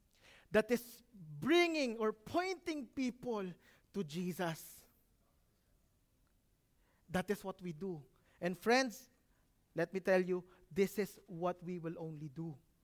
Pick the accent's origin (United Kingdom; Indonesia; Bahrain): Bahrain; Muharraq, Muharraq Governorate; Can anything good come out of Manama? I'm from Muharak.